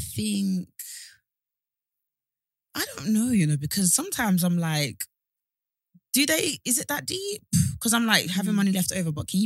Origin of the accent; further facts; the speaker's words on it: Essex, East of England, United Kingdom; I'm actually from there